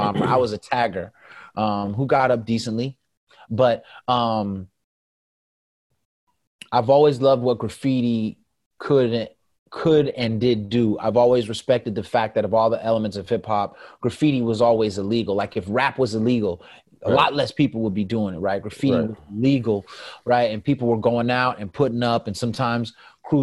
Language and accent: English; the Bay Area, California, United States; I'm from the Bay